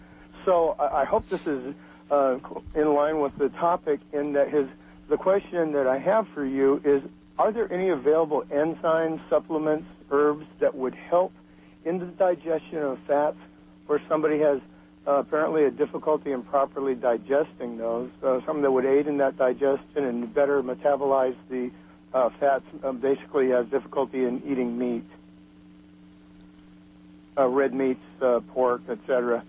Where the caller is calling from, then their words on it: Fort Bragg, California, United States; Hi, yes, I'm calling from Fort Bragg, where it's supposed to get down to 32 later tonight.